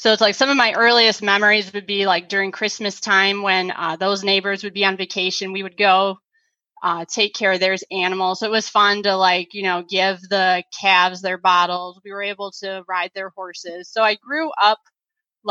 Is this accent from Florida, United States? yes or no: no; South Lyon, Michigan, United States; also born or lived in Ypsilanti, Michigan; I was born in Ypsilanti, St. Joe's. I grew up and still live in the South Lyon, Southeast Michigan area of Michigan.